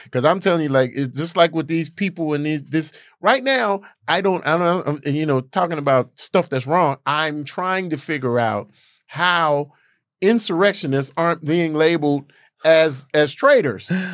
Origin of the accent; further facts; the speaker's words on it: Gary, Indiana, United States; I'm from Gary, Indiana